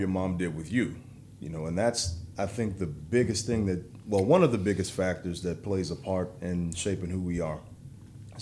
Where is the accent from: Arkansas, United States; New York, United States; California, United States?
Arkansas, United States; Little Rock; I'm from Little Rock, Arkansas